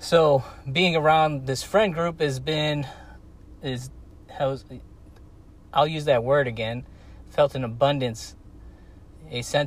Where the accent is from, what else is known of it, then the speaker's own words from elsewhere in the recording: United States; moved away as an adult; now in Guatemala; as an American